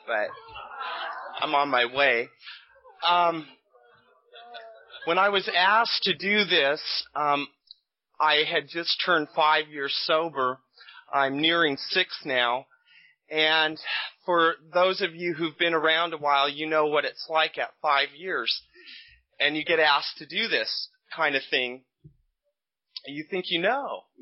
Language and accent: English; Bakersfield, California, United States; now in Sacramento, United States; I was born and raised in Bakersfield, which is scary, but I've been here a long time, so this is my home.